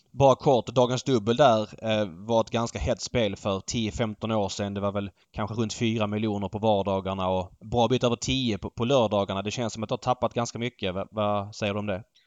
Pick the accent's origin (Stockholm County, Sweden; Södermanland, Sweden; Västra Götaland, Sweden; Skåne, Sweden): Stockholm County, Sweden; Stockholm; som stockholmare